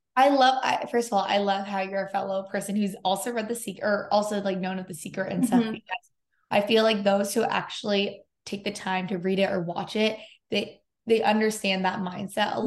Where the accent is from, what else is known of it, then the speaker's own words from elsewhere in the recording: San Diego, California, United States; now in Los Angeles, United States; I live in Los Angeles and um, I'm from San Diego